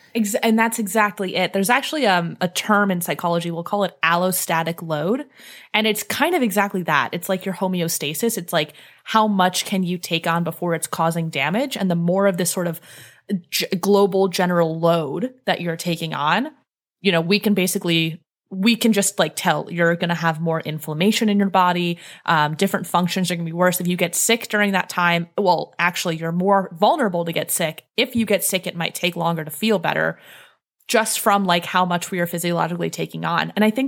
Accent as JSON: {"language": "English", "region": "Northeast", "country": "United States", "tie": "born or raised there", "said": "fear of ticks because I grew up in the Northeast"}